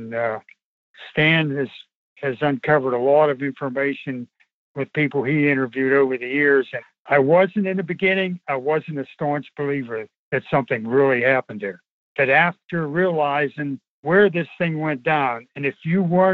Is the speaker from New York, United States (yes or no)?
no; near Kecksburg, Pennsylvania, United States; also born or lived in Greensburg, Pennsylvania; I was born and raised in Welly Town, which is only 2 miles from Kecksburg